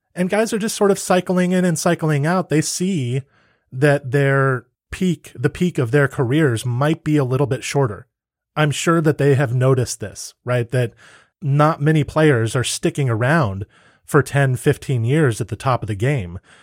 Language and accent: English; United States; I'm an American